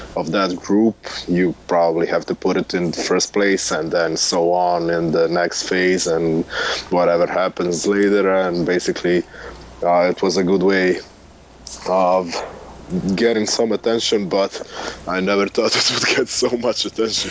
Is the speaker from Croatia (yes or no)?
yes; Split, Split-Dalmatia County, Croatia; Larry Ayuso played for my hometown team in Split